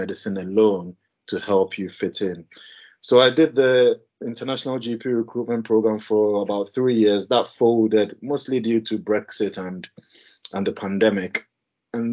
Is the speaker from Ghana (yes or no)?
yes; Ghana; moved away as an adult; also born or lived in Leeds, United Kingdom / Bradford, United Kingdom; now in United Kingdom; I'm originally from Ghana